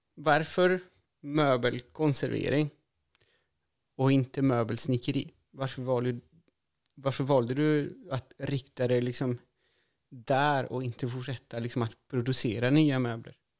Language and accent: Swedish; Chile; now in Sweden; Jag är ju från Chile